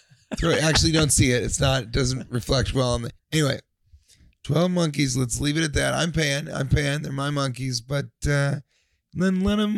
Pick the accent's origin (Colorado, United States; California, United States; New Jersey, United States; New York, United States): Colorado, United States; because I grew up in Colorado.